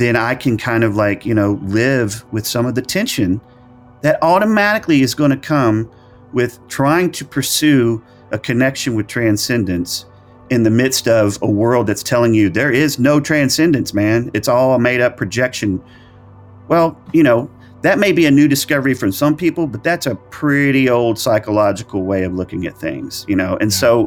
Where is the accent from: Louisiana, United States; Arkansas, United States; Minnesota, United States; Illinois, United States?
Arkansas, United States; born or raised there; also born or lived in El Dorado, Arkansas / Hot Springs, Arkansas